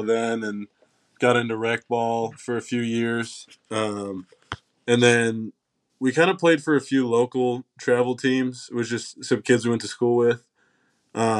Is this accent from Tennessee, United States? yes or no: yes; Knoxville, Tennessee, United States; also born or lived in New York / Maryland; I'm pretty much born and raised in Knoxville, Tennessee. I was born here